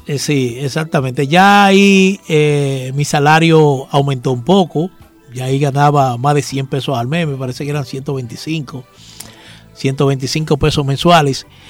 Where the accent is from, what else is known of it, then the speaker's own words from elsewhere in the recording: Santo Domingo, Dominican Republic; also born or lived in Villa Riva (father's origin); yo nací en Santo Domingo, pero mi papá era de Villarriba